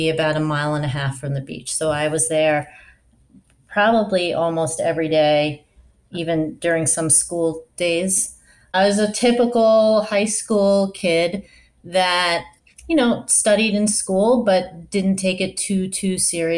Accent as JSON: {"language": "English", "area": "Long Island", "region": "New York", "country": "United States", "tie": "born or raised there", "also_born_or_lived": "Pennsylvania / Baltimore, Maryland", "moved": "as an adult", "lives_now": "Washington, D.C., United States", "said": "I grew up in Long Island"}